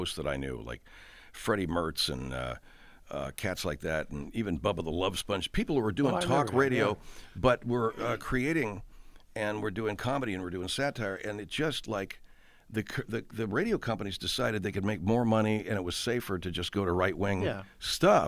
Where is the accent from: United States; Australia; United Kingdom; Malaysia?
United States; Arcadia, California; all the guys on my street growing up in Arcadia